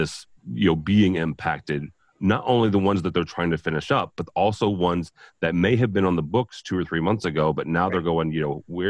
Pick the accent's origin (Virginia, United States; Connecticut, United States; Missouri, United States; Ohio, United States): Missouri, United States; St. Louis; I'm from St. Louis, Joel, but I'm a Bears fan, so I don't care where they are.